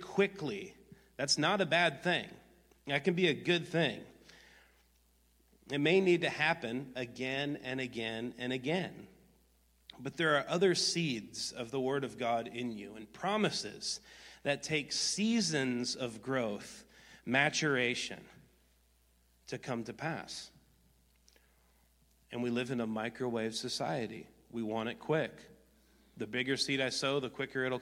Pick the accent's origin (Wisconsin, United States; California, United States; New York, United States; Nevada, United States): Wisconsin, United States; I grew up in Wisconsin